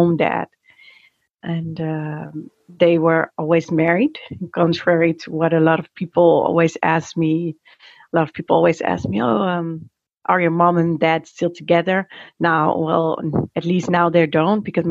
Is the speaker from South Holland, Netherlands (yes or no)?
no; Amsterdam, North Holland, Netherlands; moved away as an adult; also born or lived in Argentina; now in Haarlem, Netherlands; I was born and raised in Amsterdam